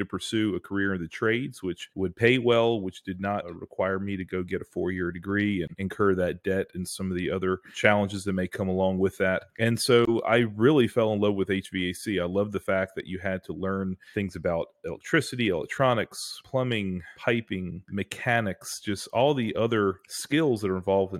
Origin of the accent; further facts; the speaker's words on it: Greensboro, North Carolina, United States; I was born and raised in Greensboro, which is sort of in the middle of North Carolina